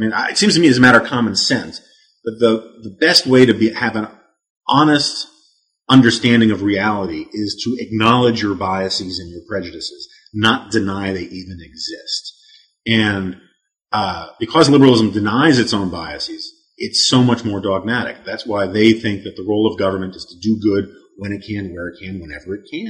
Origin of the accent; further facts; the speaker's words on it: New York City, New York, United States; I always use the joke that I was like Christians in ancient Rome growing up on the Upper West Side of Manhattan.